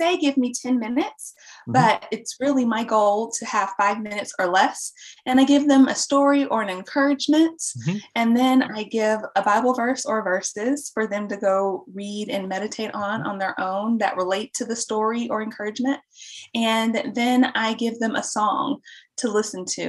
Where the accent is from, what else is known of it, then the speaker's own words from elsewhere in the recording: Dallas, Texas, United States; born and raised in Dallas, Texas